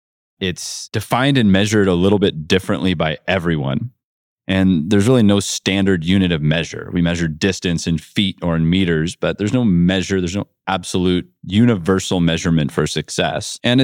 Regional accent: Ohio, United States; I grew up in North Central Ohio in a farm town with about 7,000 people.

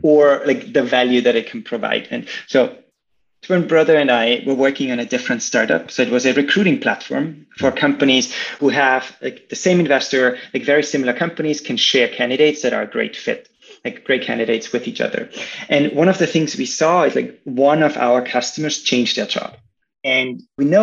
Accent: Austria; moved away as an adult; also born or lived in Chicago, United States; now in San Francisco, United States; originally, I'm from Austria

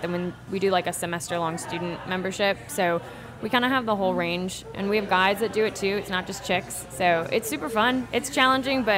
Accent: South Florida, United States; also born or lived in Jacksonville Beach, Florida; now in New Orleans, United States; I grew up in South Florida

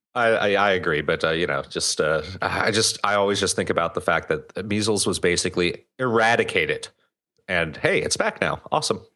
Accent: United States; I'm German-American. I was born here. I'm not, I'm not from Germany.

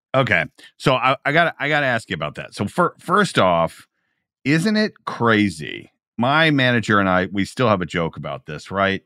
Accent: Georgia, United States; I am from Georgia

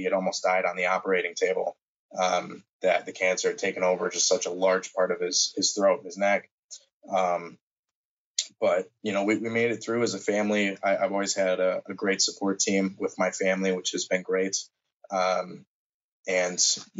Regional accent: Green Bay, Wisconsin, United States; I am from Green Bay, Wisconsin, born and raised

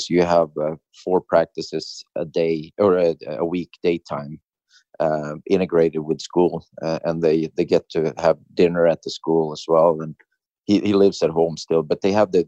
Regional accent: Sweden; moved away as an adult; coming from a small town in Sweden

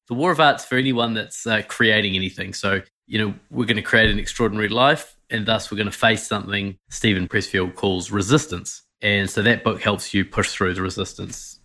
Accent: New Zealand; I Grew up in New Zealand, as you can tell by my weird accent

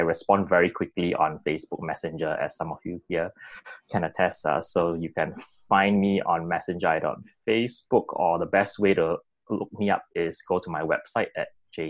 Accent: Singapore; now in Perth, Australia; I'm originally from Singapore, currently residing in Perth.

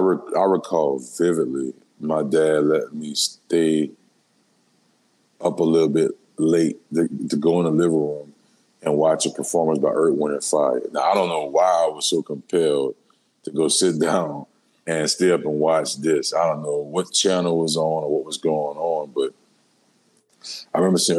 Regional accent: New Orleans, Louisiana, United States; Born and raised in New Orleans, Louisiana, uptown like a motherfucker. Holly Grove to be exact.

